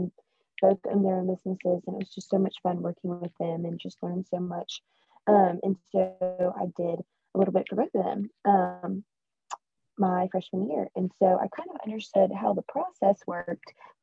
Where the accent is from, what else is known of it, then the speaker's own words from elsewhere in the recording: Spartanburg, South Carolina, United States; moved away as an adult; now in Birmingham, United States; I grew up in Spartanburg, South Carolina, but I currently live in Birmingham, Alabama